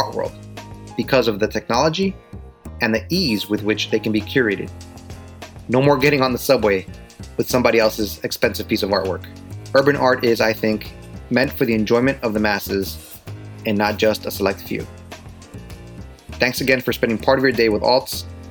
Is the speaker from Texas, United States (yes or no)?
no; New York City, New York, United States